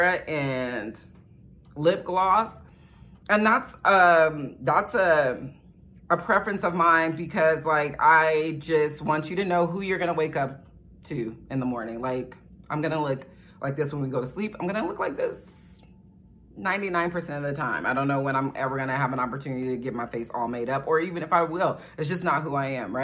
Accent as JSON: {"language": "English", "country": "United States", "said": "I'm black from America"}